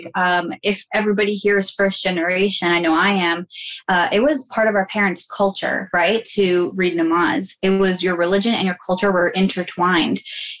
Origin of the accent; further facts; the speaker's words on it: United States; yes, I'm Muslim. Yes, I'm Pakistani, but I have another identity and that's American.